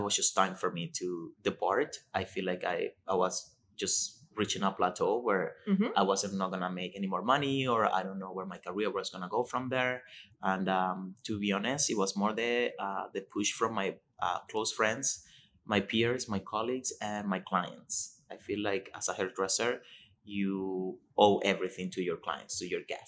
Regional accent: Venezuela; English is a second language; moved away as an adult; now in Toronto, Canada; I was born in Venezuela. I came to Canada 13 years ago, and I started with the Vera Institute and Academy

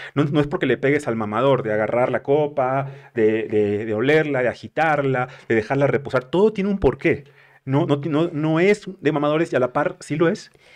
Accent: northern Mexico, Mexico; moved away; consumía como buen norteño

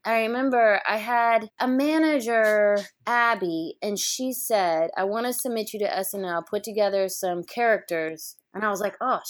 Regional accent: Kentucky, United States; I grew up in Kentucky

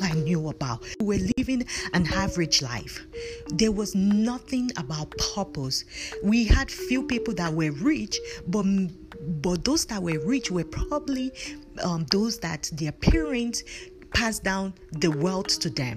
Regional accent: Nigeria; moved away as an adult; I was born and raised in Nigeria. I came to this country more than 15 years

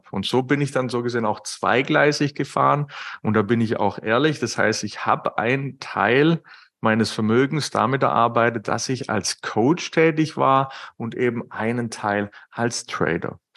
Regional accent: Baden-Württemberg, Germany; ich bin Schwabe, wie man vielleicht raushört.

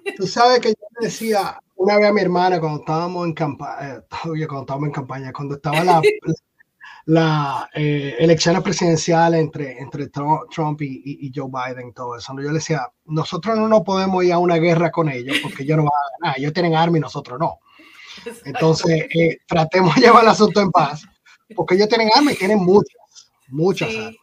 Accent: Dominican Republic; moved away as an adult; now in United States; yo había trabajado en mi país, en República Dominicana

